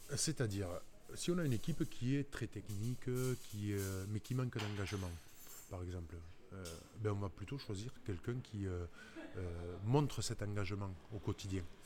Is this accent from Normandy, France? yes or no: no; Toulouse region, Occitania, France; also born or lived in Dax; ma région d'origine